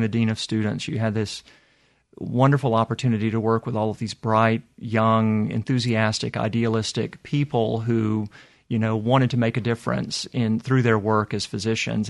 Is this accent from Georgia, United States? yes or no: yes; Atlanta, Georgia, United States; moved away as an adult; also born or lived in North Carolina / Nashville, Tennessee / Boston, Massachusetts; now in Mississippi, United States; I'm I'm originally from Atlanta, Georgia, but I've lived in lots of different places